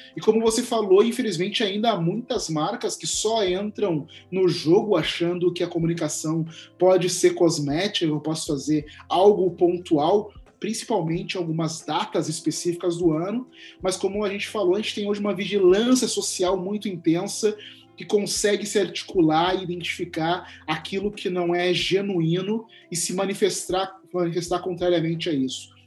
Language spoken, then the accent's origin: Portuguese; Porto Alegre, Rio Grande do Sul, Brazil; na cidade de onde eu sou, Porto Alegre